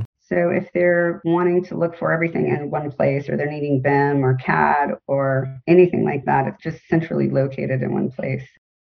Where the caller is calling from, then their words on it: Florida, United States; I am kind of in between Sarasota and St. Petersburg, Florida. So I'm on the Gulf Coast of Florida.